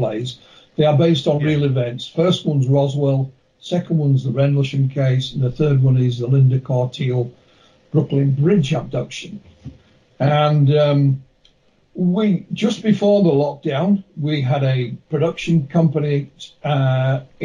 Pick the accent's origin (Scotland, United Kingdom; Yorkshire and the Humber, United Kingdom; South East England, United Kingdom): Yorkshire and the Humber, United Kingdom; I'm from West Yorkshire